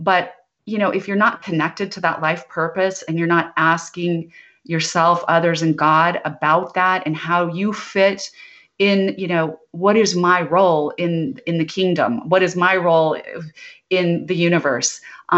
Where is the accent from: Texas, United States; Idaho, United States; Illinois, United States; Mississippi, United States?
Idaho, United States; But I grew up in Idaho where we had a lot of potatoes, but no mangoes.